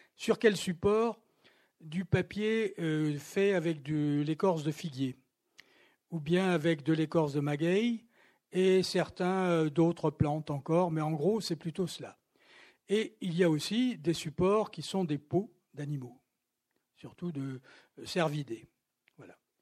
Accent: Toulouse, Occitania, France; moved away; also born or lived in Paris; dans ma ville natale, où je n'étais pas venu depuis très longtemps

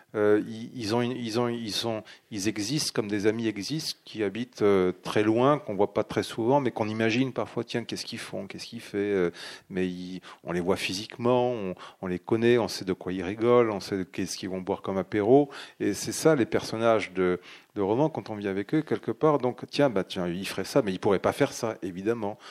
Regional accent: Dax, Nouvelle-Aquitaine, France; moved away as an adult; now in Sweden; Je suis né à Dax.

